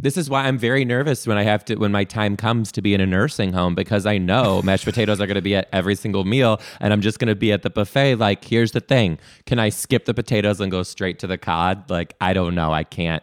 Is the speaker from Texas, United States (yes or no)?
no; Detroit, Michigan, United States; now in Seattle, United States; I'm originally from Detroit.